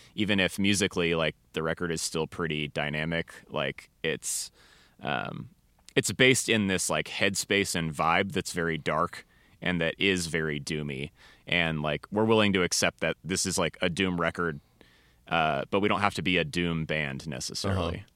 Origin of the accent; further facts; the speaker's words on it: Seattle, Washington, United States; moved away as an adult; now in Denver, United States; I'm from the Seattle area originally